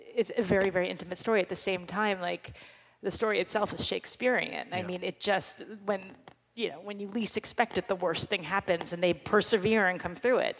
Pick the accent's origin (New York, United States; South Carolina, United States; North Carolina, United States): New York, United States; New York City; we're two girls from Manhattan